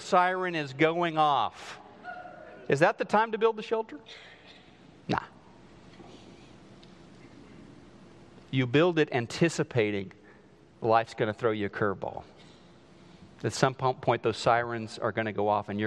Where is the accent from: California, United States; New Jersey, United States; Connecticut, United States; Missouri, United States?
Missouri, United States; southwest; moved away; they built this house just outside of my hometown in southwest Missouri